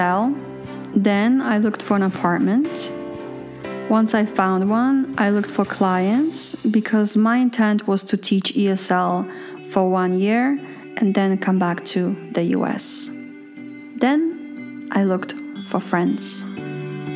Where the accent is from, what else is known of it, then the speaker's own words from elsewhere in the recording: New York City, New York, United States; moved away as an adult; now in Poland; I moved to the US from Europe when I was a kid and didn't remember how to be European anymore. I was an American. Raised in Brooklyn, Queens, Manhattan.